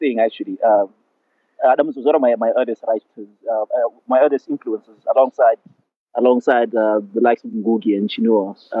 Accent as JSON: {"language": "English", "country": "Zimbabwe", "tie": "born or raised there", "said": "I was born in Zimbabwe."}